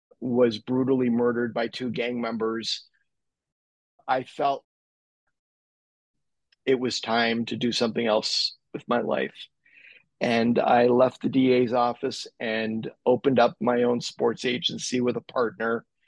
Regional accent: Montreal, Quebec, Canada; I was born and raised in Montreal, played hockey, was a hockey fanatic.

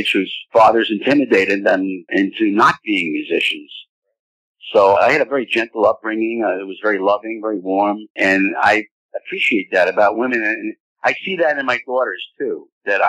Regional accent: New York, United States; now in Florida, United States; I'm a New Yorker

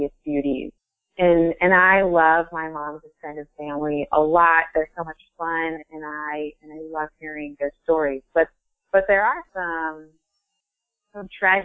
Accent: Ohio, United States; moved away as an adult; now in Vermont, United States; I am originally from Ohio, and I moved to Vermont

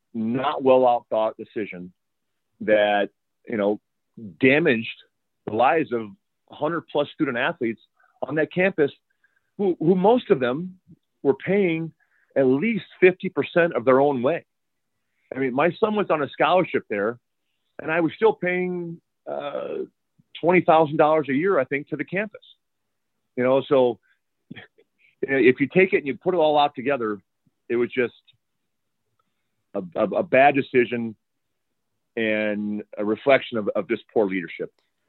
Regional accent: Iowa, United States; now in Tucson, United States; I mean, I grew up in Iowa

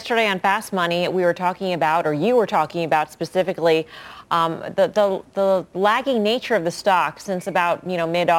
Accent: Great Neck, New York, United States; I'm from South Great Neck.

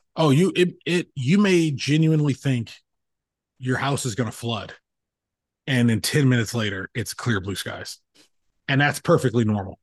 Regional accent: Los Angeles, California, United States; moved away; growing up in Los Angeles

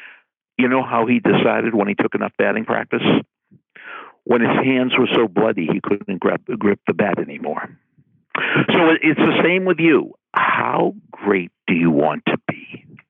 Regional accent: Boston, Massachusetts, United States; when I was growing up in Boston

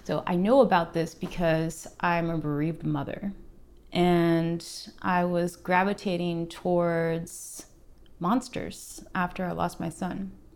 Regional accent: Alaska, United States; moved away as an adult; now in Portland, United States; I was born in the middle of nowhere in Alaska. Found my way to Portland in my mid 20s, and I've been here ever since.

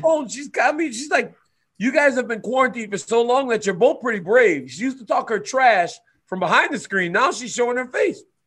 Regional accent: Louisiana, United States; born or raised there

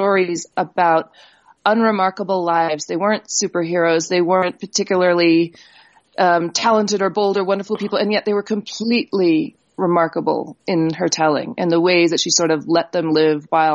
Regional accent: New Mexico, United States; They went almost immediately to New Mexico, where we are told by the other two Indian families that were in the state that we were the third Indian family to move into the state

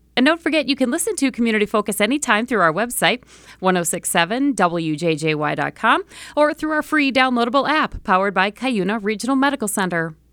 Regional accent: Duluth, Minnesota, United States; I'm from the North Shore, Duluth area

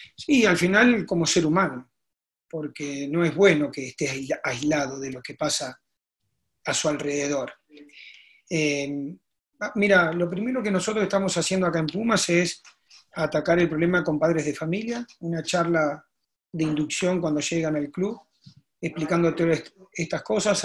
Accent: a town near Arequito, Rosario area, Santa Fe, Argentina; me fui a jugar a, a la Liga del, del Campo, como le llaman, que es mi pueblo. No jugué en mi pueblo, jugué en un pueblo cerca que es Arequito

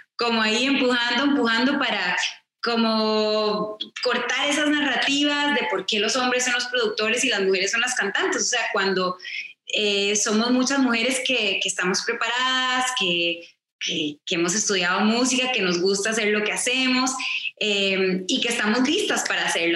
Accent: Costa Rica; soy de Costa Rica, entonces crecí escuchando boleros

